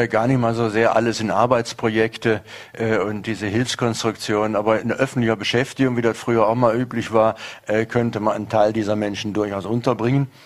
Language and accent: German; North Rhine-Westphalia, Germany; Ich komme aus der Nähe des Ruhrgebietes, wo es einen großen Strukturwandel gegeben hat, der bis heute gerade noch nicht ganz überwunden ist.